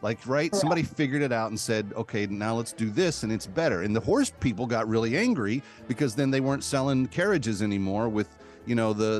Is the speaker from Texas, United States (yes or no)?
yes; Texas, United States; my home state of Texas